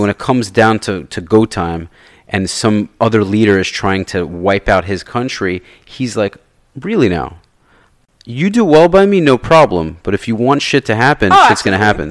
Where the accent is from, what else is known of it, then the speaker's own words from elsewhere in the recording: New York, United States; I grew up in New York